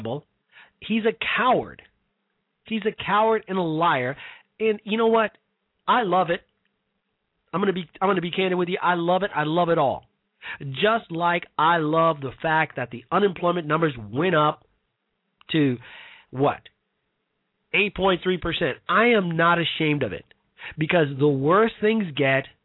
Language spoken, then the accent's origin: English; Chicago, Illinois, United States; Chicago, Illinois, my hometown, south side of Chicago